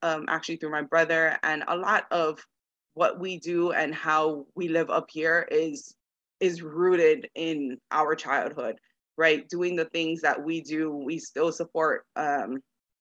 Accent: Kahaluʻu, Hawaii, United States; moved away as an adult; now in Las Vegas, United States; But growing up in Hawaii

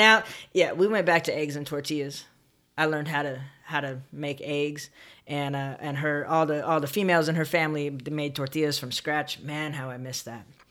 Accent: San Bernardino, California, United States; I grew up in Southern California in a town called San Bernardino

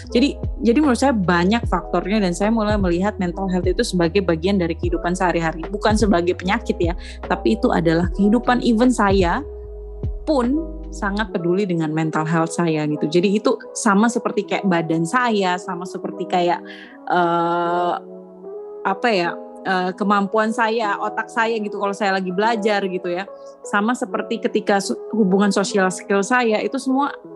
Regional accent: Surabaya, East Java, Indonesia; moved away; also born or lived in Flores, East Nusa Tenggara / Bajawa; lahir besarnya di Surabaya

